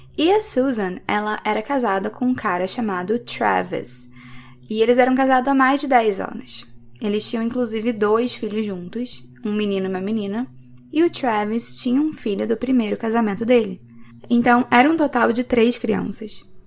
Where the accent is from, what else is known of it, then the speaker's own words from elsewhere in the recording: Rio de Janeiro, Brazil; now in Belgium; eu sou carioca, mas atualmente moro na Bélgica.